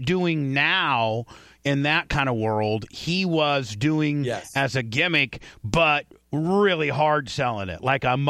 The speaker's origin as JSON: {"language": "English", "town": "Warsaw", "region": "Indiana", "country": "United States", "moved": "yes", "lives_now": "Tampa, United States", "said": "I'm a Hoosier too now, so tell her, I mean, but we got to be honest, Indiana, there's not a lot of shit happening. I'm from Warsaw, Indiana, and it's far smaller than Evansville."}